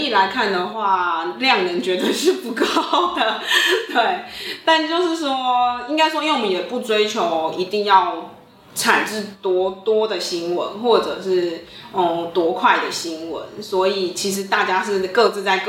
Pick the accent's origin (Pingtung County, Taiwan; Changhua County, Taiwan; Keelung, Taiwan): Pingtung County, Taiwan; 因为我本身是屏东人，所以我等于是在家乡里去做这样一个议题追踪。